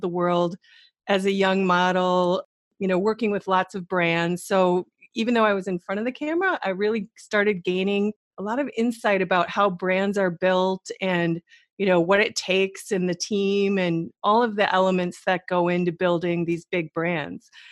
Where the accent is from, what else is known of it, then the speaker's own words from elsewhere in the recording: Wisconsin, United States; moved away as an adult; also born or lived in New York City / Middle East; I'm originally from the Midwest, like you girls, both of you. So Wisconsin's my home